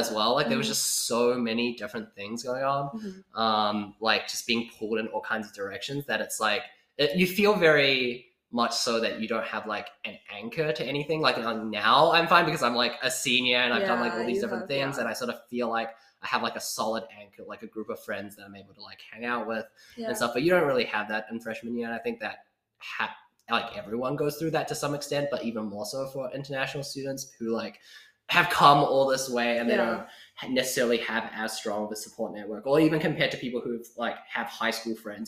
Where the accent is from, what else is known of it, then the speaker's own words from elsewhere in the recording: Auckland, New Zealand; moved away as an adult; also born or lived in China; now in Cambridge, United States; I'm from Auckland